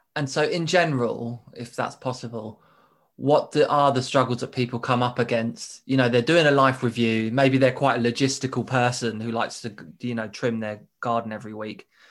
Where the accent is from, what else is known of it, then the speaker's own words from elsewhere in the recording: United Kingdom; in the U K, we're as much as British people